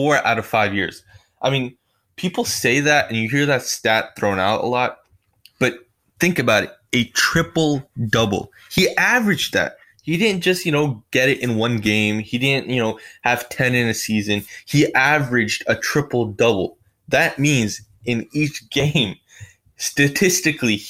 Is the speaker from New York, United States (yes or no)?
yes; New York, United States; I'm from New York.